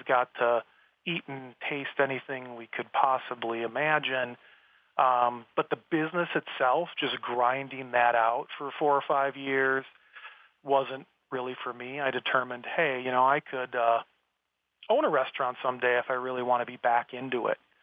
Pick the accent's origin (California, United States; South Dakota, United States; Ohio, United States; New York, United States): South Dakota, United States; I grew up in South Dakota, which is the Wild West still, right? Very out in the middle of nowhere, small town.